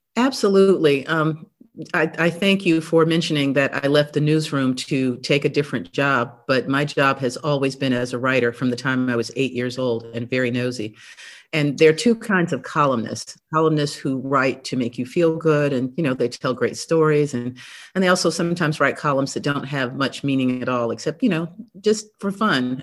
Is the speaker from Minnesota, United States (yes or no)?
no; Tarboro, North Carolina, United States; I grew up in Tarboro, North Carolina, little town in eastern North Carolina